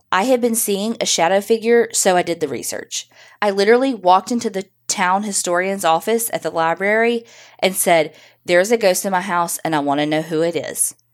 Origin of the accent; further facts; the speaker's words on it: Northeast, United States; My parents like old houses, and growing up in the Northeast, there was no shortage of houses and local history and lore.